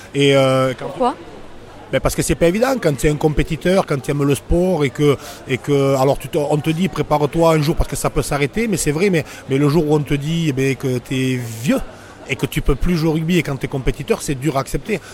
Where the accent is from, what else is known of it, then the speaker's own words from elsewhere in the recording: Narbonne, Occitania, France; je suis de Narbonne